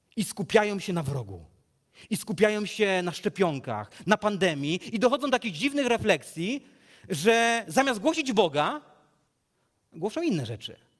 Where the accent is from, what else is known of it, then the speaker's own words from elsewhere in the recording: Legnica, Lower Silesian Voivodeship, Poland; z Legnicy, skąd pochodzę